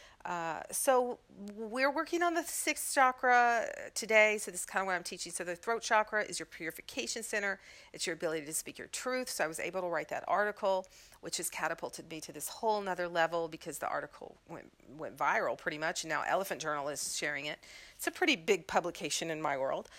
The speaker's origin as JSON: {"language": "English", "region": "Mississippi", "country": "United States", "moved": "yes", "said": "coming from Mississippi"}